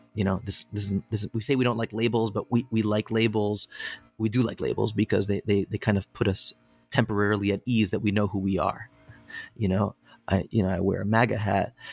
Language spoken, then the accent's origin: English; Connecticut, United States; I grew up in Connecticut